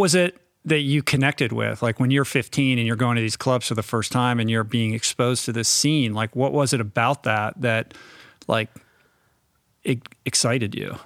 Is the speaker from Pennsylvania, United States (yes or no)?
no; Washington, District of Columbia, United States; moved away as an adult; also born or lived in New York; I grew up in Washington, D C, um, but I grew up kind of in an inside the beltway.